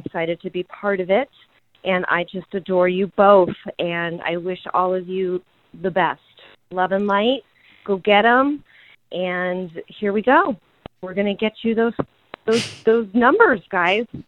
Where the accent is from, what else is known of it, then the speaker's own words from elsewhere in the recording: Los Angeles, California, United States; I am from the San Fernando Valley